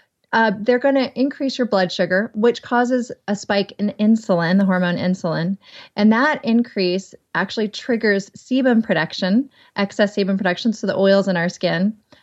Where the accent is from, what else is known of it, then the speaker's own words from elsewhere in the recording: the South, United States; accent: southern; Skim. Might be my southern accent.